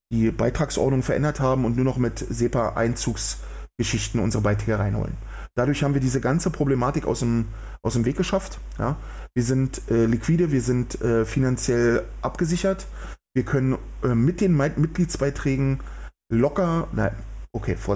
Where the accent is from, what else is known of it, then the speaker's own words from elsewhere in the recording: Berlin, Germany; man spürt richtig, wie die Menschen nach Bewegung sabbern, wenn ich das mal so als Berliner sagen darf ja, also es ist wirklich so.